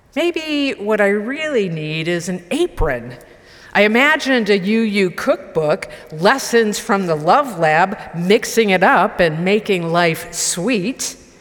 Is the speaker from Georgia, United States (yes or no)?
no; Marlborough, Massachusetts, United States; born or raised there